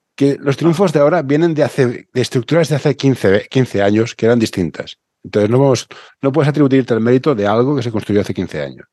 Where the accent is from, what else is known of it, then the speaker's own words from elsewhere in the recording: Barcelona, Catalonia, Spain; yo soy de Barcelona